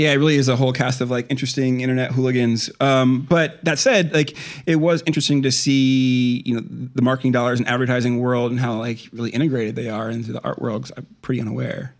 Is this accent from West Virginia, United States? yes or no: no; Iowa, United States; I grew up in Iowa